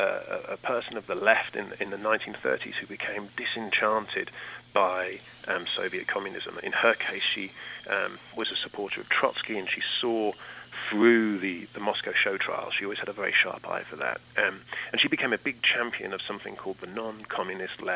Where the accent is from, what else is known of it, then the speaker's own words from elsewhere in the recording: London, United Kingdom; moved away as an adult; now in Massachusetts, United States; I'm from London in the United Kingdom. I moved to the United States in 2012 and have lived in Massachusetts ever since.